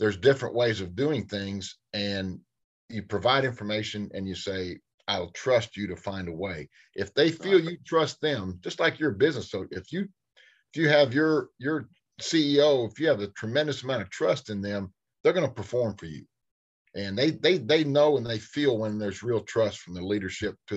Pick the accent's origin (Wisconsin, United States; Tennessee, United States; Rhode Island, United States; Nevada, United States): Tennessee, United States; Fayetteville; my hometown of Fayetteville, Tennessee